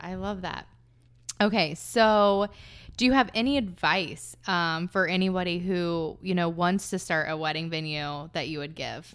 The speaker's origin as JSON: {"language": "English", "region": "Southern Ohio", "country": "United States", "tie": "born or raised there", "moved": "yes", "lives_now": "Columbus, United States", "said": "I grew up in Southern Ohio where there were all these hills"}